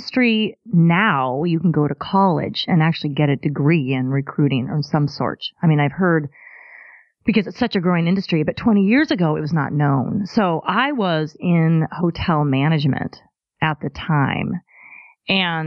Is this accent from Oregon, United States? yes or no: yes; Corvallis, Oregon, United States; moved away; also born or lived in Richland, Washington; I was born in Corvallis, Oregon. And I grew up there, and then we moved to Eastern Washington in Richland in the Tri-Cities.